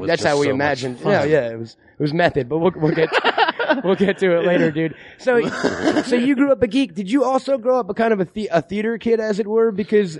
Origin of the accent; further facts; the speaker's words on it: Long Island, New York, United States; Now, I'm from Long Island, so I grew up in just forests and deer.